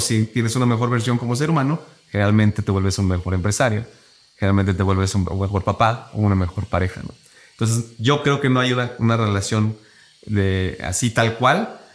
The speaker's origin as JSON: {"language": "Spanish", "town": "Cuernavaca", "region": "Morelos", "country": "Mexico", "said": "yo soy de Cuernavaca"}